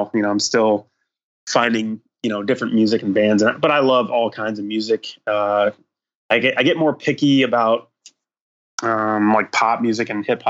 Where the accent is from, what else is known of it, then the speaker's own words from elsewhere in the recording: Clarks Summit, Pennsylvania, United States; moved away as an adult; also born or lived in Illinois; But I grew up in the Scranton area.